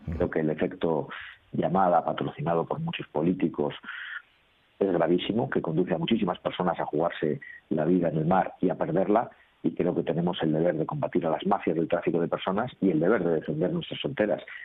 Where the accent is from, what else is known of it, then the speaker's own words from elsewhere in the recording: Basque Country, Spain; dónde vengo, y ya saben que yo soy vasco